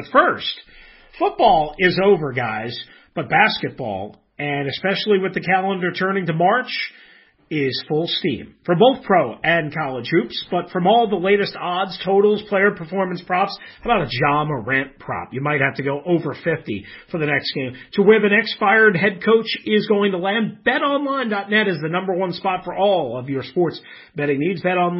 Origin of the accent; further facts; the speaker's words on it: Richmond, Virginia, United States; now in West Coast, United States; Hey, you know what? Yeah, of course, I'm from Richmond. I hear from all my buddies, but I'm very happy here on the West Coast.